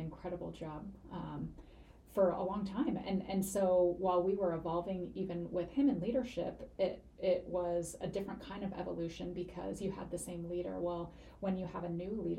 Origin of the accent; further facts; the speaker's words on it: Seattle, Washington, United States; moved away as an adult; now in Spokane, United States; I'm from the Seattle area originally.